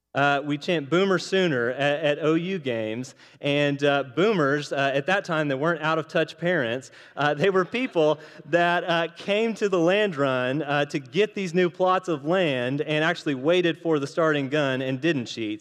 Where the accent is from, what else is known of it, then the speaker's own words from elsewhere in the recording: Oklahoma, United States; I'm from Oklahoma